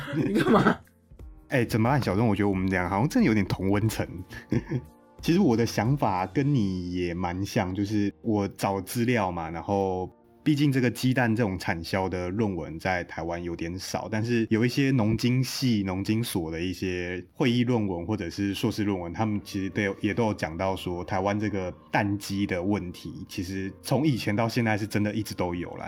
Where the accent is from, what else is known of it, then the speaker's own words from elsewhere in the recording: northern Taiwan, Taiwan; 我们北部人